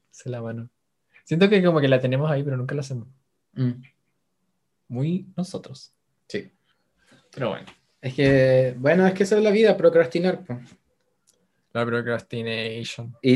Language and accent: Spanish; Spain; Pues coño, que yo soy española.